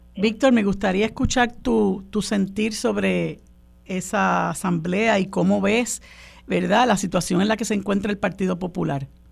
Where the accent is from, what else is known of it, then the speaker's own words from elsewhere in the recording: Puerto Rico; nosotros como puertorriqueños y puertorriqueñas